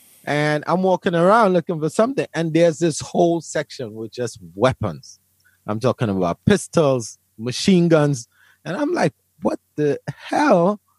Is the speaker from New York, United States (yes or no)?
yes; Brooklyn, New York, United States; I come from Brooklyn, where Brooklyn or New York probably has some of the strictest gun laws in the United States.